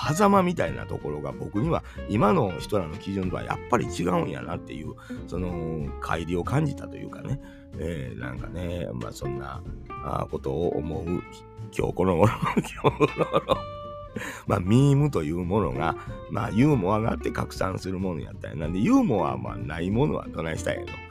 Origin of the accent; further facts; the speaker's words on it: Kansai, Japan; 関西人やからかな